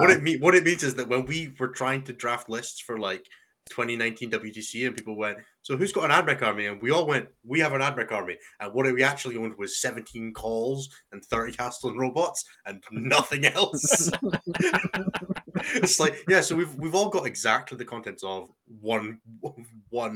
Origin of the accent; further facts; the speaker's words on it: United Kingdom; as a British player